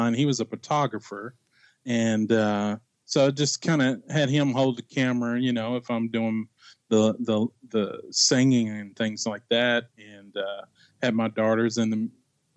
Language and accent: English; Bardstown, Kentucky, United States; now in Indianapolis, United States; I was born and raised in Bardstown, Kentucky